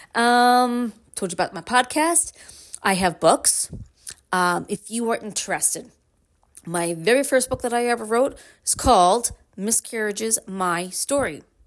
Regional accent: Brooklyn, New York, United States; now in Upstate New York, United States; I am from Brooklyn, born and raised.

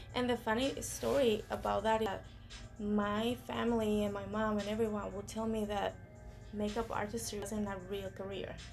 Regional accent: Costa Rica; moved away as an adult; because I'm from Costa Rica

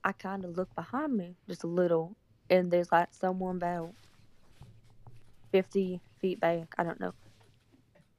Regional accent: Missouri, United States; I'm from Missouri

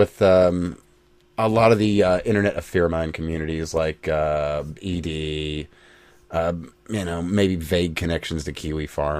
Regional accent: United States; We're American.

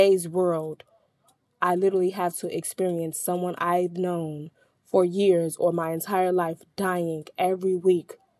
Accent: Chicago, Illinois, United States; I'm from Chicago, where I experience death very often

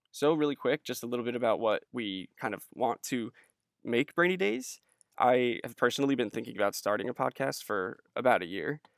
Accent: New Jersey, United States; moved away; I hail from New Jersey

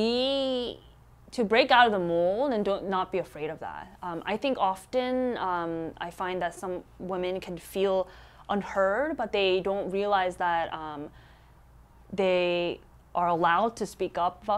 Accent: United States; our Korean American immigrant churches

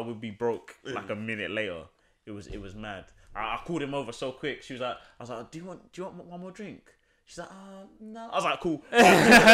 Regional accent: Jamaica; I'm Jamaican

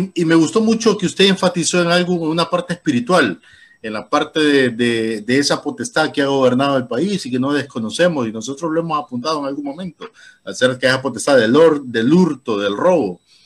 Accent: Tegucigalpa, Francisco Morazán, Honduras; cuando yo me crié en Teus

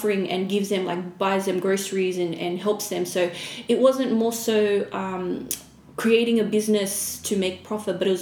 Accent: Australia; also born or lived in Fiji; I was born in Fiji, raised in Australia.

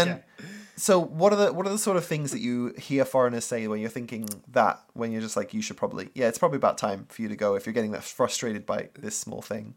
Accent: England, United Kingdom; moved away as an adult; now in Japan; I didn't come all this way, like, nine thousand miles from the U K

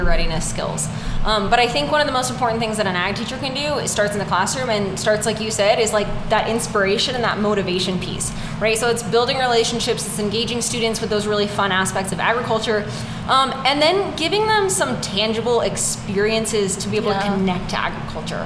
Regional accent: Northern California, United States; I grew up in Northern California.

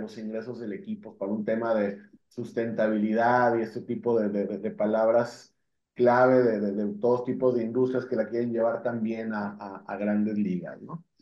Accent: Mexico; como mexicanos

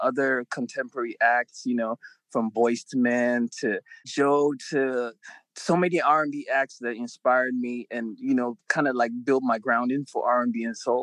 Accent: Nigeria; I was born in Nigeria, which would be what you would call like a very local or rural area

